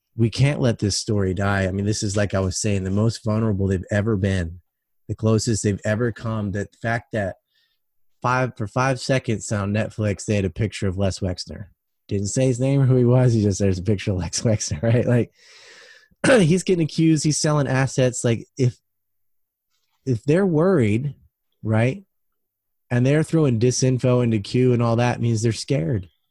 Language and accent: English; United States; I'm an American